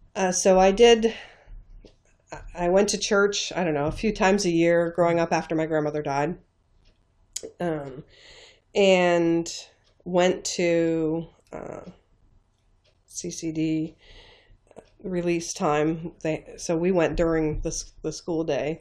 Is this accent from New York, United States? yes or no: yes; northeast corner of New York State, United States; moved away; I grew up in the northeast corner of New York State in a very, very small town on the Canadian and Vermont borders